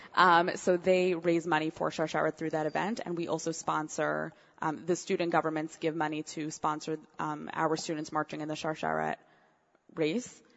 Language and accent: English; Montreal, Quebec, Canada; also born or lived in Cincinnati; now in New York, United States; originally, actually, I'm from Montreal. My father lives in Montreal. My mom lives in Cincinnati.